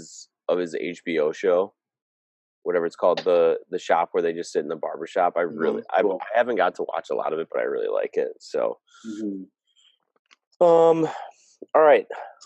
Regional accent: Wisconsin, United States; I'm from Wisconsin

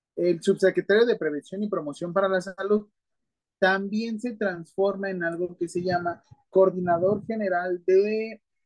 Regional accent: Mexico; ya somos demasiados mexicanos

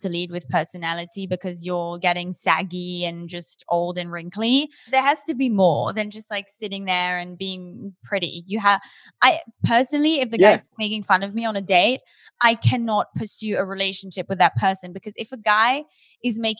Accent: United Kingdom; we have in the UK

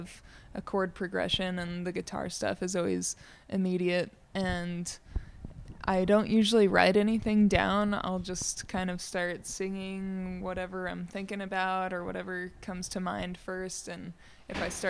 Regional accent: Ruidoso, New Mexico, United States; I grew up in Ruidoso, so I'm definitely from the area.

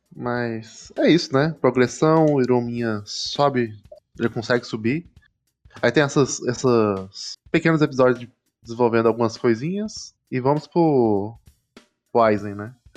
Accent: Brazil; a gente é brasileiro

